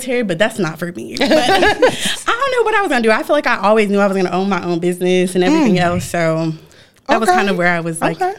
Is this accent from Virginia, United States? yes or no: yes; Virginia, United States; Well, I'm from Virginia, and I know y'all just said, like, oh, if you move, but I go back all the time.